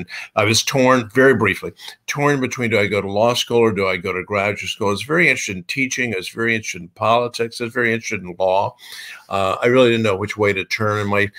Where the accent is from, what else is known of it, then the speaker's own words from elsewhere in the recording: San Antonio, Texas, United States; moved away as an adult; also born or lived in Washington, D.C. / McLean, Virginia / California; now in Texas, United States; But I grew up in San Antonio. We moved to San Antonio, my beloved hometown, when I was going to third grade, and I went through high school there. So I'm a native Texan, 6th generation on my father's side